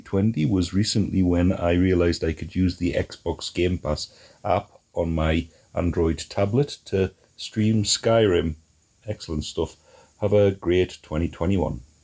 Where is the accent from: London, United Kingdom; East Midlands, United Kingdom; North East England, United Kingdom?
North East England, United Kingdom; South Shields; now in Albuquerque, United States; I'm from South Shields in England, but I live in Albuquerque, New Mexico.